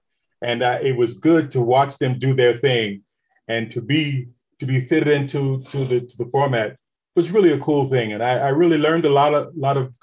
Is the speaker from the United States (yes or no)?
yes; New York City, New York, United States; moved away; I was born and raised in Queens, New York, Jamaica, Queens